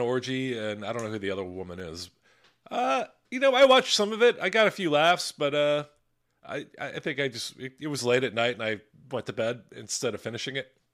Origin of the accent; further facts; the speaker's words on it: Philadelphia, Pennsylvania, United States; my hometown team, the Philadelphia Eagles